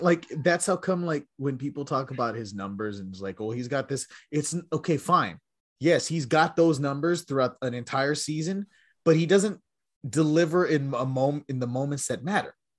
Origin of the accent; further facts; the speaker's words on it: Texas, United States; growing up in Texas